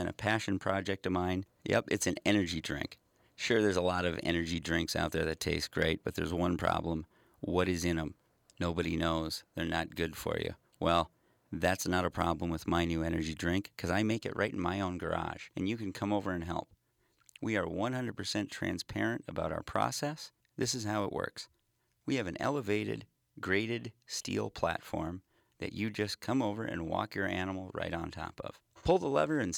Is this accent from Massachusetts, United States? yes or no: no; Detroit Lakes, Minnesota, United States; my hometown, Detroit Lakes, Minnesota